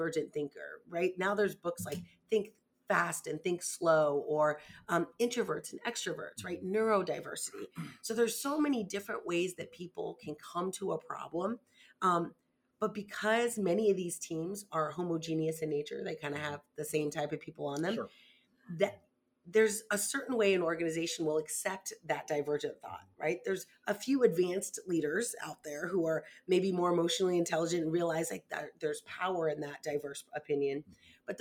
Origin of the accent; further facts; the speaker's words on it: Florida, United States; I'm from Florida